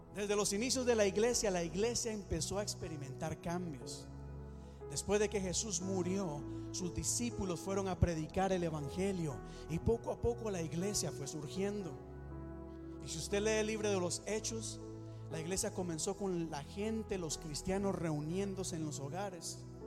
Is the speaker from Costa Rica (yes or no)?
yes; Costa Rica; Yo soy de Costa Rica